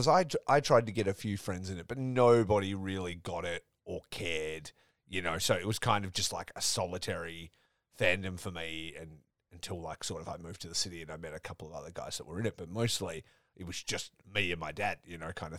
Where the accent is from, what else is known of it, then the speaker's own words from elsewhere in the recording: Geraldton, Western Australia, Australia; So I grew up in Geraldton, and my auntie lived in Perth